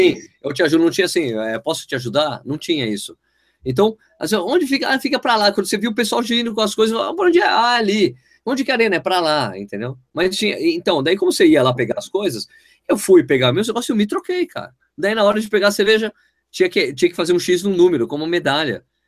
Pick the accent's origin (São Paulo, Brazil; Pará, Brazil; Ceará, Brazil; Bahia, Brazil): São Paulo, Brazil; now in Jundiaí, Brazil; eu sou de São Paulo